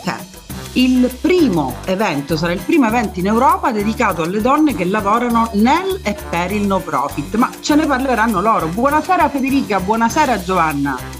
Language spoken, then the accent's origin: Italian; Messina, Sicily, Italy; sono messinese